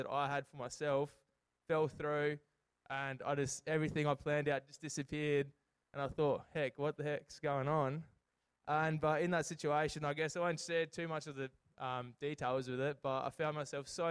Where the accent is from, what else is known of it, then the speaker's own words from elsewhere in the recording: Port Lincoln, South Australia, Australia; moved away; also born or lived in Adelaide; I grew up in Port Lincoln